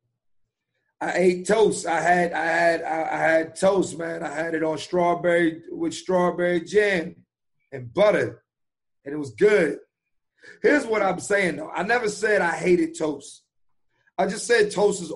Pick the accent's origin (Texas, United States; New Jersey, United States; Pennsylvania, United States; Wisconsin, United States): Pennsylvania, United States; Philadelphia; I grew up in East Oak Lane. So that's like it's like an it's a how would I say this? It's a nice black neighborhood in Philly